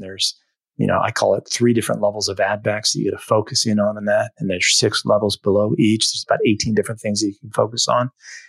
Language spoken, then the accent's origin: English; Northeast, United States; And, you know, I'm from the Northeast as you are